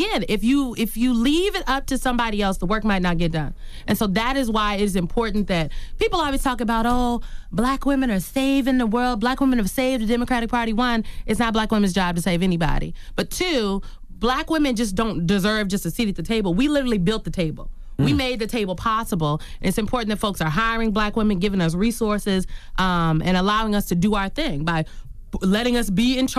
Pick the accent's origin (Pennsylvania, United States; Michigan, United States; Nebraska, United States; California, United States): Nebraska, United States; Omaha; My mom was always in the community. I'm from Omaha, Nebraska. Me and Malcolm X.